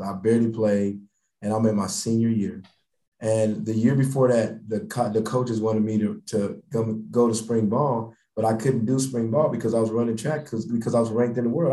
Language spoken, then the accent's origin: English; Denver, Colorado, United States; moved away; Grew up in Denver, Denver, Colorado